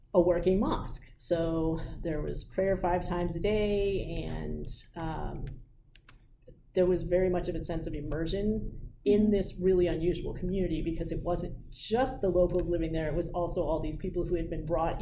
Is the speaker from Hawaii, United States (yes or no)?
no; New York City, New York, United States; I grew up in New York City